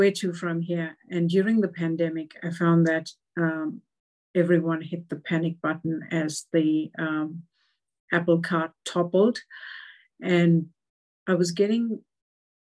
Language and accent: English; South Africa; also born or lived in New Zealand; now in Australia; growing up in South Africa